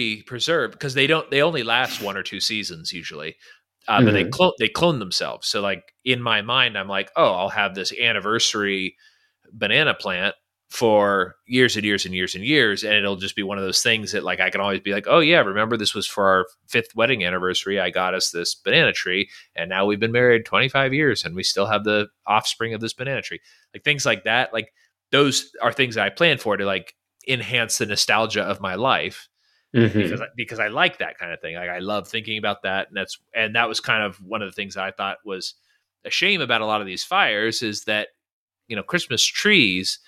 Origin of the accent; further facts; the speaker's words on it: Northern California, United States; now in Virginia, United States; where we grew up in California